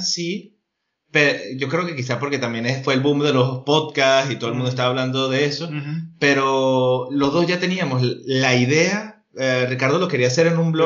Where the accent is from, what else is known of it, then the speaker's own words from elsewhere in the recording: Venezuela; accent: Venezuelan; moved away; also born or lived in Spain; de Venezuela